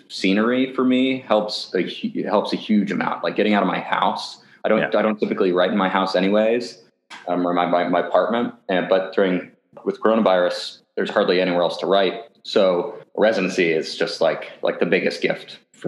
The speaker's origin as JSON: {"language": "English", "town": "Portland", "region": "Oregon", "country": "United States", "tie": "born or raised there", "said": "I grew up in Portland, Oregon"}